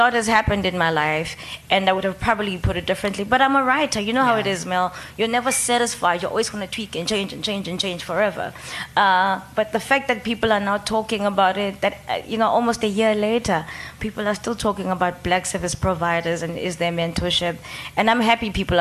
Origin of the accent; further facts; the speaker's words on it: Soweto, Gauteng, South Africa; also born or lived in Cape Town; when I was 13, living in Soweto.